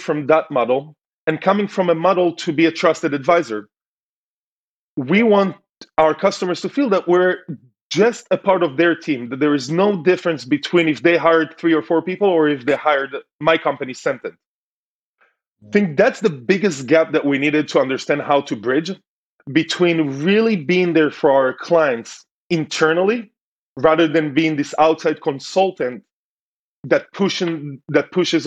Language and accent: English; Tel Aviv, Tel Aviv District, Israel; moved away as an adult; also born or lived in United States; Grew up in Tel Aviv, so very keen to a city environment.